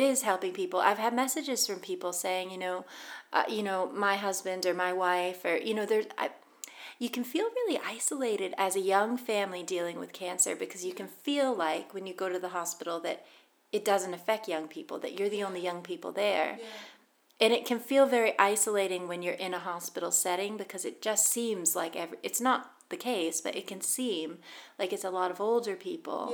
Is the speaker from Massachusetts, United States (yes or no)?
yes; Boston, Massachusetts, United States; moved away as an adult; now in Scotland, United Kingdom; I've lived in Scotland 13 years, but I'm American. I'm from Boston and um, growing up, we would go to baseball games